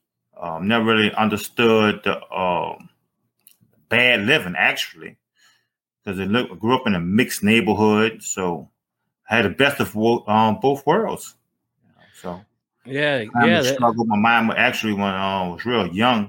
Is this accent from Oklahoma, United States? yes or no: no; Avondale, Louisiana, United States; also born or lived in New Orleans, Louisiana; I grew up like more in the countryside of New Orleans on the West Bank. I was raised in Avondale, Louisiana.